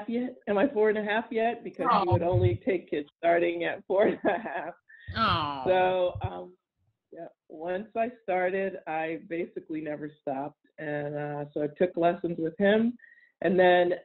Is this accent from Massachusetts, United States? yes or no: no; New Jersey, United States; moved away; I'm from New Jersey originally, which, believe it or not, the part I was from is very much horse country and still is